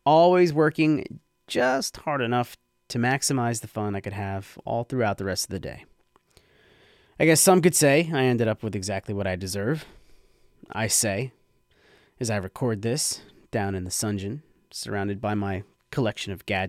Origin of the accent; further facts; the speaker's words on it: Red Bank, New Jersey, United States; Broad Street Red Bank, downtown to the locals, and just so happens to be my hometown